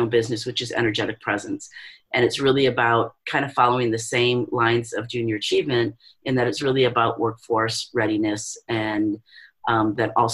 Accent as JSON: {"language": "English", "town": "Detroit", "region": "Michigan", "country": "United States", "tie": "born or raised there", "moved": "as an adult", "lives_now": "Guam", "said": "we're both from the Detroit area"}